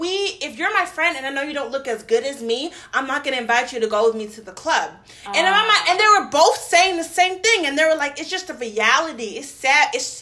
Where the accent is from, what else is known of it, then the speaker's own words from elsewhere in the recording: Brooklyn, New York, United States; Listen, I'm from New York. You know what I'm saying? From Brooklyn.